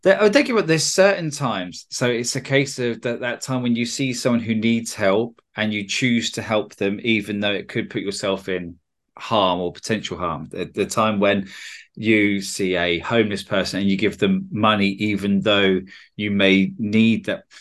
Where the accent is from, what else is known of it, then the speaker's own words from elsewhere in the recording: United Kingdom; I'm a Brit